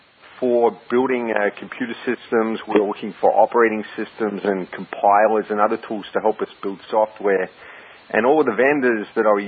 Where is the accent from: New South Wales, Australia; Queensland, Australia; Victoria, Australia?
Victoria, Australia; Melbourne; moved away as an adult; now in New York, United States; I grew up in Melbourne, Australia, which is the south coast, but really more like the north coast of the United States. Went to Melbourne High School and Melbourne University